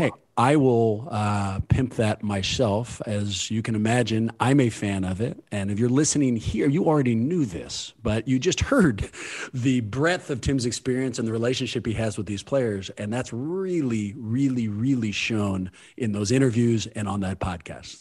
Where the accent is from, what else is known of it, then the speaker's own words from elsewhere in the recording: California, United States; Born and raised in California